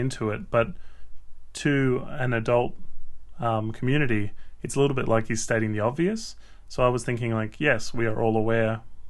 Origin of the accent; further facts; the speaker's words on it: West Virginia, United States; But for someone who grew up in a small town like my home state of West Virginia, or where we just were in Altoona, I'd put it at less than 50%.